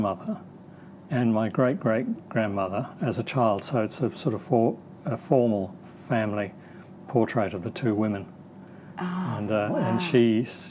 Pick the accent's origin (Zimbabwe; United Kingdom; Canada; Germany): United Kingdom; England; moved away as an adult; also born or lived in New Zealand / London; now in Australia; I grew up in England. I was born in New Zealand, but we left when I was about three